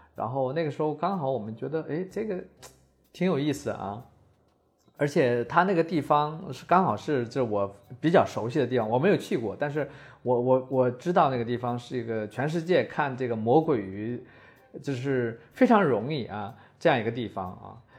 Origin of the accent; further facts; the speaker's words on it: Tieling, Liaoning, China; moved away as an adult; also born or lived in Shanghai / Europe; 我是九四年从大学毕业啊，然后后来就留在上海，因为我是东北人啊，我是东北就是第一大城市铁岭啊